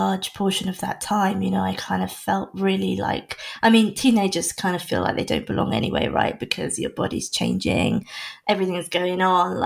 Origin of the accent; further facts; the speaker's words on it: North Norfolk, East of England, United Kingdom; moved away as an adult; also born or lived in London; I was born in London, and then when I was three, my parents decided, as a lot of people do, that it wasn't, for whatever reason, the best place to start a family. So my parents and I moved to North Norfolk, the North Norfolk coast, where I spent the rest of my childhood until I was 18